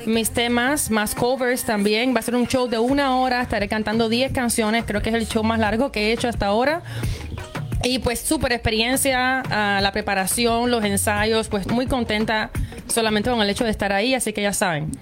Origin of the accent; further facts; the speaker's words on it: Cuba; also born or lived in Cayman Islands / Miami; now in Montreal, Canada; desde que salí de Cuba, eh, viví en Islas Caimán, viví en, Miami